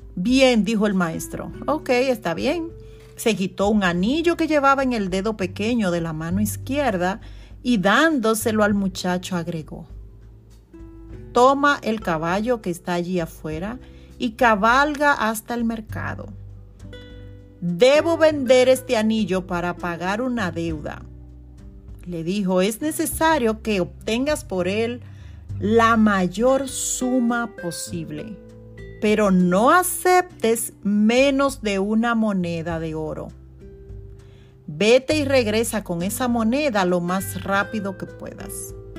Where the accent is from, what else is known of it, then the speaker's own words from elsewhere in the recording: Constanza, La Vega, Dominican Republic; now in New York, United States; en Dominicana, en mi, en mi pueblo natal, Constanza